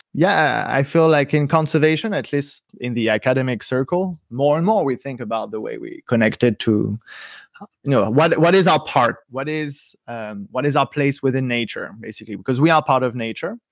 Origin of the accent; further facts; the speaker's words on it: suburbs of Paris, Île-de-France, France; now in Berlin, Germany; So I grew up in the suburbs of Paris, in a place that has forest, actually, right next to it.